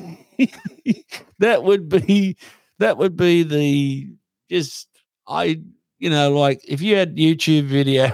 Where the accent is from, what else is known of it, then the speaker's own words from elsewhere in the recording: Mudjabar, Australia; moved away; I come from Mudjabar, which is down the road from Narang.